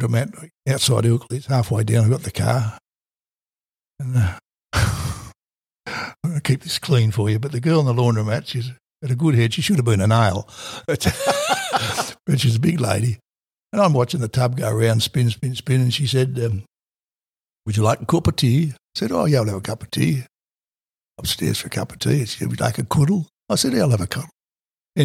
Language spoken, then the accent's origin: English; Sydney, New South Wales, Australia; I came from Darling Point. We lived at Darling Point, which is a posh area or anything